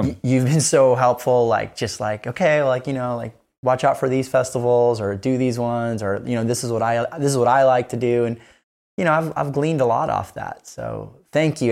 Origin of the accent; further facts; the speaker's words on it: Kona, Hawaii, United States; I'm from Kona, Hawaii.